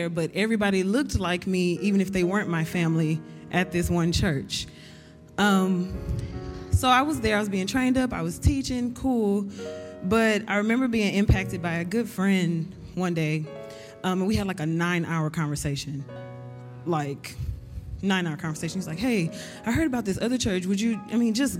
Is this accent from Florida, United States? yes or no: no; Houston, Texas, United States; I'm from Houston, Texas, the South.